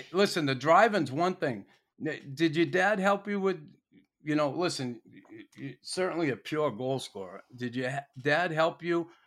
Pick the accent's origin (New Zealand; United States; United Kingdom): United States; now in Montreal, Canada; being an American